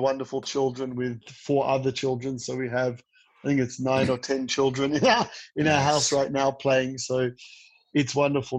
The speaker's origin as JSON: {"language": "English", "country": "Australia", "tie": "born or raised there", "moved": "yes", "lives_now": "Israel", "said": "I grew up in Australia."}